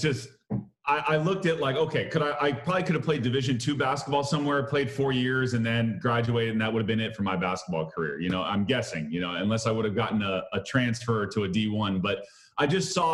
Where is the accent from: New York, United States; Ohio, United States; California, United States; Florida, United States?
California, United States; Southern; So I grew up, you know, Southern California, Lakers, Dodgers, like that was it for me.